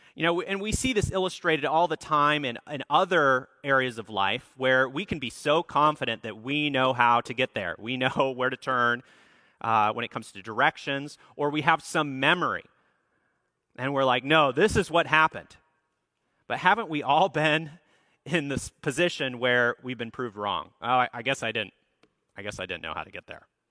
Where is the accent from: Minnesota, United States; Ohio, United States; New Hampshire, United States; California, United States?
Minnesota, United States; Minneapolis; the church that I grew up at in Minneapolis, Minnesota